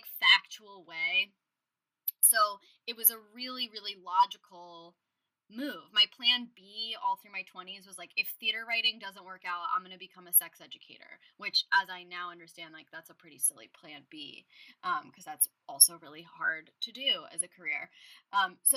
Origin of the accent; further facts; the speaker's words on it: Los Angeles, California, United States; moved away as an adult; also born or lived in New York; I'm from Los Angeles, and I spent 10 plus years in New York. And then when I moved back to LA in 2018